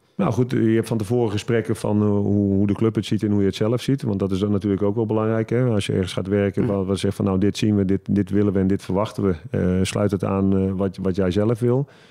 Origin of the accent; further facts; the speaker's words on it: Netherlands; moved away as an adult; also born or lived in Portugal; Ik, ik, ik blijf Hollander natuurlijk, Nederlander